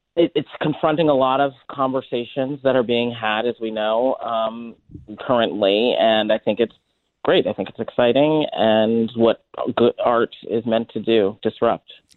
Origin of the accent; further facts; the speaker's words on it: Boston, Massachusetts, United States; I'm New England born and bred